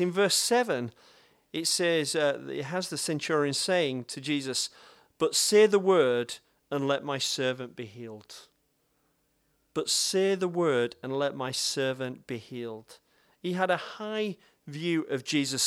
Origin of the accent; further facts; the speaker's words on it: Bradford, Yorkshire and the Humber, United Kingdom; I'm from Bradford